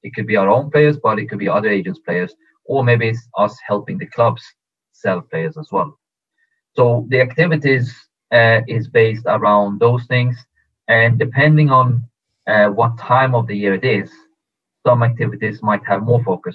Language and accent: English; Stockholm, Stockholm County, Sweden; also born or lived in Tehran, Iran; I was born in Iran, in Tehran. But when I was two years old, we moved with the family to Stockholm, Sweden. So I grew up in, in, in Stockholm, Sweden